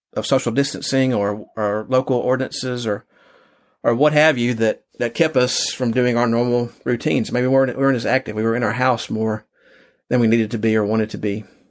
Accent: Texas, United States; I grew up he, here in Texas. I've lived other places

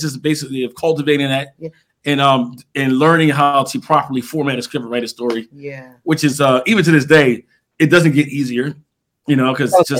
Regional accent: Philadelphia, Pennsylvania, United States; now in Arizona, United States; We came out here in 2007, we're from Philadelphia to Arizona

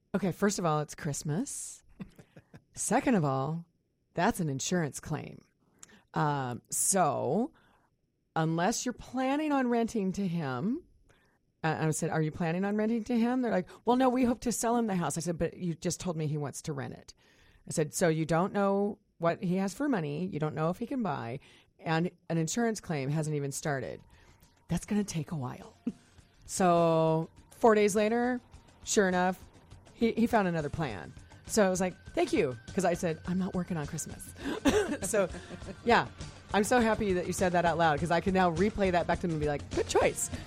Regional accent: Kansas, United States; now in Puget Sound, United States; I grew up in Kansas

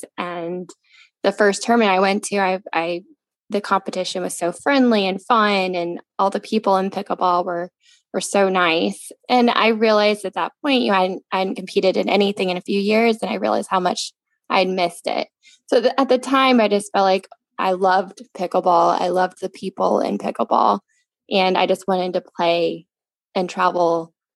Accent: the Carolinas, United States; moved away as an adult; also born or lived in East Lansing, Michigan; I'm from the South. I grew up in the Carolinas my whole life

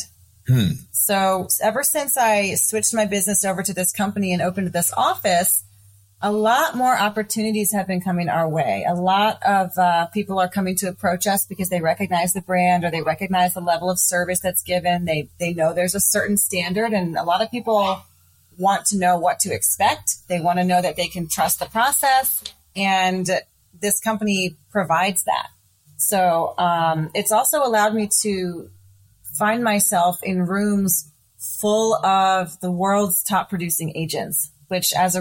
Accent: Montgomery County, Maryland, United States; now in Frederick, United States; I grew up in Montgomery County, but I'd moved to Frederick about 6 or 7 years ago.

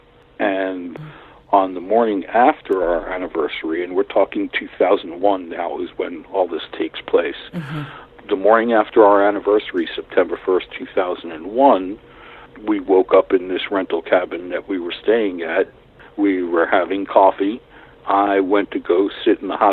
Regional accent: New York City, New York, United States; moved away as an adult; now in Watauga County, United States; I grew up in New York City in Brooklyn

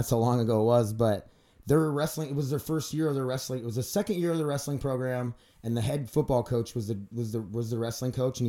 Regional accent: Milbank, South Dakota, United States; I'm from Milbank, South Dakota.

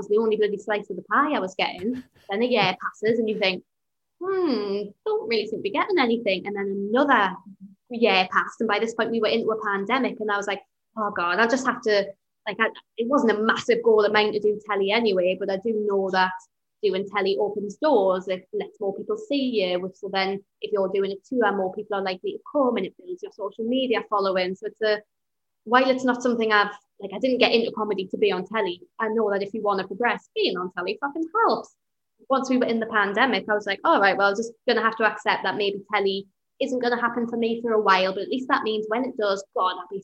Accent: Newcastle upon Tyne, North East England, United Kingdom; as a Geordie

